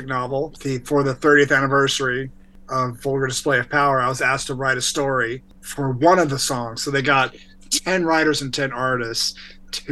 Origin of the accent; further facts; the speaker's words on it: Texas, United States; moved away; also born or lived in Northern Virginia / Washington, D.C. / California; I grew up in Texas, and then my family moved to Northern Virginia, right outside of DC. That's where I finished high school.